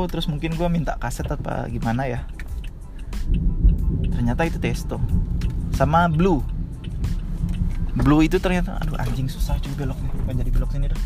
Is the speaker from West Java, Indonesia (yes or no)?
no; Pekanbaru, Riau, Indonesia; gue curiganya yang gue dengerin pas TK tuh itu karena di Pekanbaru tuh uh, eh, oplet atau angkotnya tuh kan pakai sp